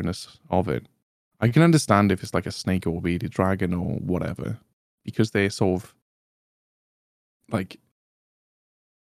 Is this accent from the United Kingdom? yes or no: yes; Welsh, Wales, United Kingdom; as a Welshman